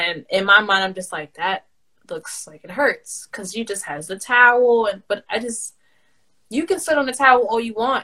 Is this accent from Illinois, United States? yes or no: no; New York City, New York, United States; I'm from New York City. I'm from the Bronx.